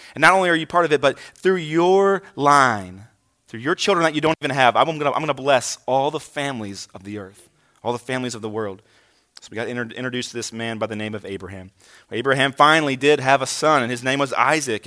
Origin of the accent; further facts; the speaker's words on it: Hagerstown, Maryland, United States; moved away as an adult; also born or lived in Kingsport, Tennessee; I'm from this area, uh, spent most of my childhood here